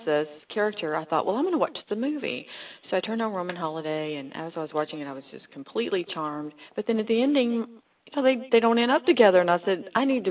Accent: Texas, United States; I'm a Texas born and bred, and I'm a country girl, so small towns fit just fine with me

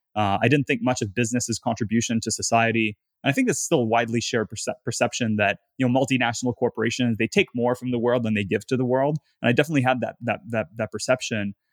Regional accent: Gatineau, Quebec, Canada; moved away; I'm from a town called Gatineau, which is the, the fourth largest city in Quebec.

